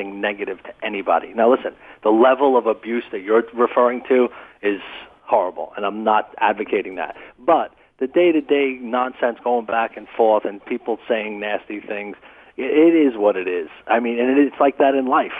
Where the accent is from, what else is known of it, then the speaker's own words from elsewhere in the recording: New York City, New York, United States; I grew up in Brooklyn, absolutely real, tough, hardcore kind of childhood